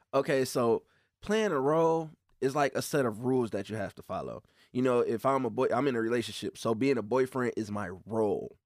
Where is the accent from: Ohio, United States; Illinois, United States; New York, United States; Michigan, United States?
Michigan, United States; Flint; I grew up in Flint